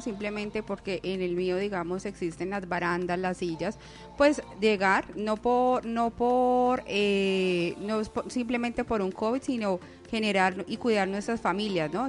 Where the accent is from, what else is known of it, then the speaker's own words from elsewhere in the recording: Colombia; como buenos colombianos